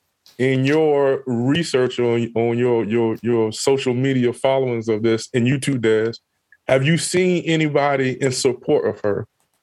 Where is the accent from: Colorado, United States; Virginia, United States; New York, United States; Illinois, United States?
Virginia, United States; Chesapeake; moved away; I grew up in Chesapeake, Virginia.